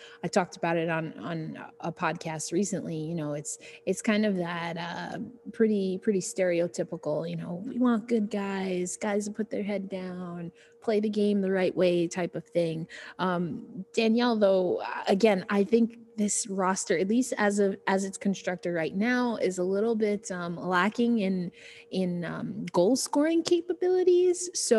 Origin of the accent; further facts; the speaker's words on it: New York, United States; I'm from New York. We don't do W's very well.